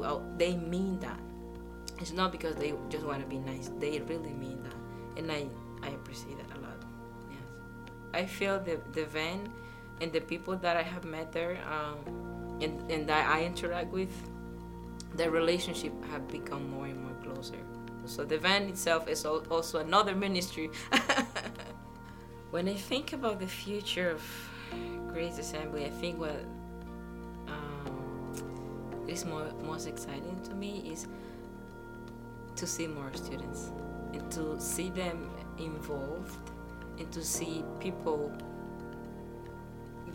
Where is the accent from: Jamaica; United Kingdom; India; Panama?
Panama; moved away as an adult; I came from Panama, my home country.